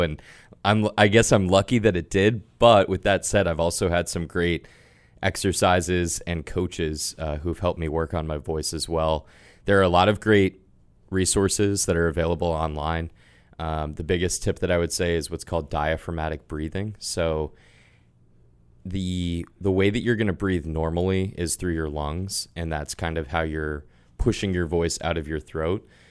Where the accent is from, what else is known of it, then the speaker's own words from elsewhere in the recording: Sudbury, Massachusetts, United States; I grew up in Sudbury, Massachusetts